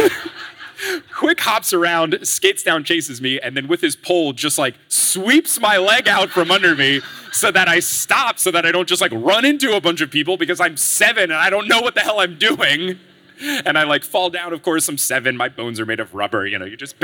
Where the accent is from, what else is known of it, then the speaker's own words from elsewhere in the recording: New Jersey, United States; I was growing up in New Jersey